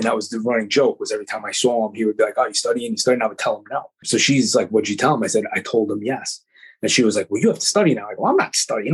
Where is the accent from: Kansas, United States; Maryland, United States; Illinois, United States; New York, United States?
New York, United States; Long Island; also born or lived in Bronx; I'm a Long Island kid.